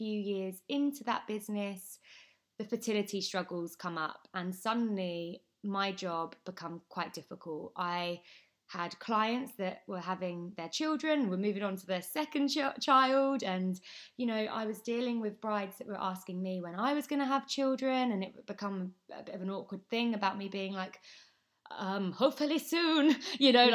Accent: Essex, East of England, United Kingdom; I am from Essex

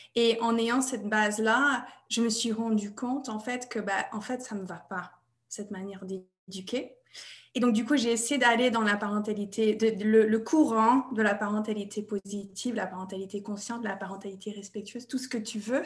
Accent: United States; French is a second language; moved away as an adult; now in France; Je suis américaine à la base et j'habite en France depuis 2002

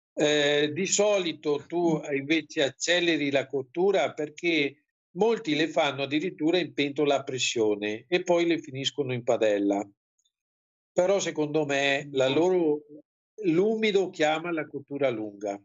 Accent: Venice, Veneto, Italy; siamo veneziani

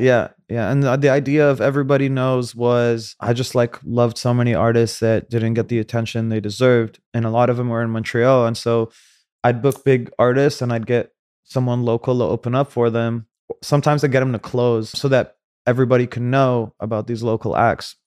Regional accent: Saudi Arabia; moved away; also born or lived in Cairo, Egypt; I was born in Cairo. I grew up in Saudi.

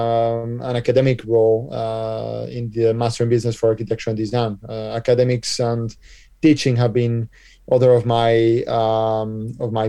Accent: Colombia; also born or lived in United States / San Francisco; now in Spain; I was born in Colombia, basically, but I come from a Spanish and Belgian family

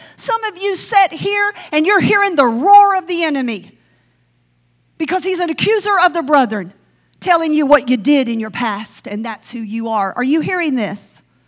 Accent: the South, Southern United States, United States; accent: Southern; I sound Southern.

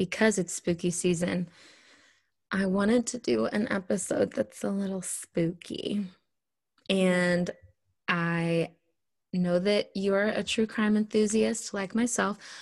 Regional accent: Wichita, Kansas, United States; my hometown in Wichita, Kansas.

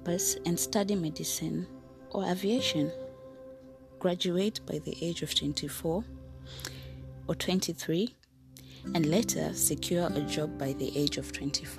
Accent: Kenya; I am a Kenyan citizen

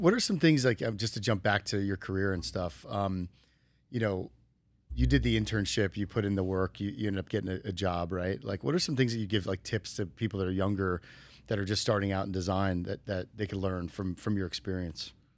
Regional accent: New Jersey, United States; now in Las Vegas, United States; I grew up in the East Coast of New Jersey

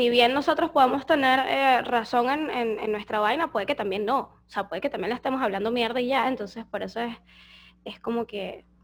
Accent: Coro, Falcón, Venezuela; moved away as an adult; now in Foz do Iguaçu, Brazil; venimos de Venezuela

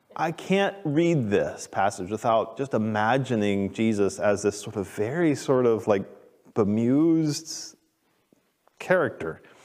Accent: Texas, United States; I grew up in Texas

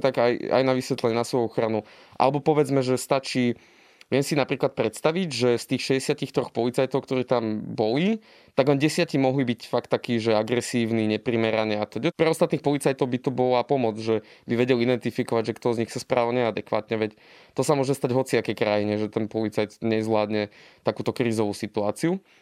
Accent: eastern Slovakia, Slovakia; Ja som pôvodom z východu a teda ako dieťa som si zažil všelijaké potičky

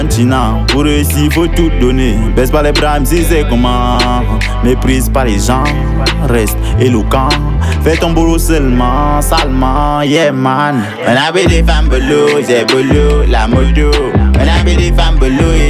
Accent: Edéa, Littoral, Cameroon; now in Yaoundé, Cameroon; Je suis camerounais, j'ai 23 ans, originaire de la ville d'Edea et actuellement je vis dans la capitale du Cameroun

